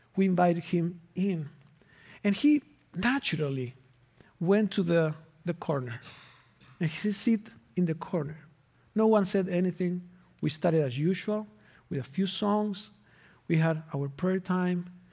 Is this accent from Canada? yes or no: no; Argentina; moved away as an adult; now in Minnesota, United States; I am originally from Argentina, and I've been in Minnesota from two thousand and three, so it has been twenty winters.